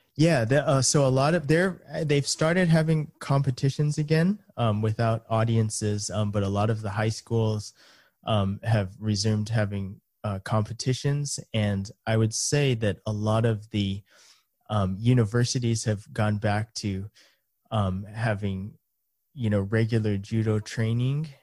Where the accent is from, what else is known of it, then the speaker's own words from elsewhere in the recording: United States; first language English; moved away as an adult; now in Japan; I was born in the U S, um, and my parents are, uh, Japanese, and so I kind of, well, grew up in, in two cultures